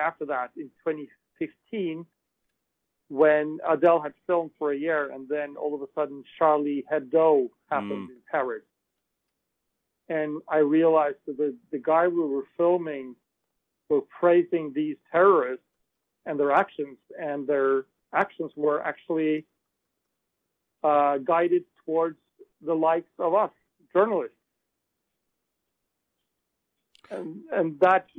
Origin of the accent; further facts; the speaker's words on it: Norway; I am a Norwegian filmmaker